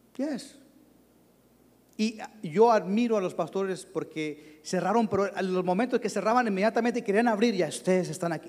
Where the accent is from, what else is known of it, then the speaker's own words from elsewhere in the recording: Durango, Mexico; now in Dallas, United States; Yo soy nacido en, en Durango, México